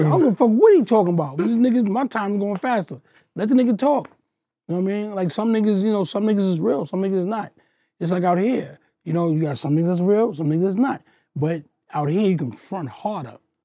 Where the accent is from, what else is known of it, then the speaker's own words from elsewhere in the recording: New York City, New York, United States; I come from Queens